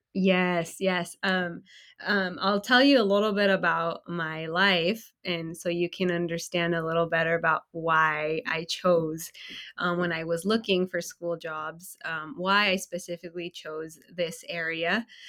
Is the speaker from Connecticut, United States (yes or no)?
no; California, United States; also born or lived in Illinois; I moved from Illinois back home to California